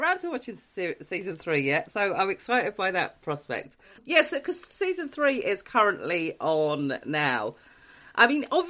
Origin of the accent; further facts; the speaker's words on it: Newport Pagnell, South East England, United Kingdom; Newport Pagnell.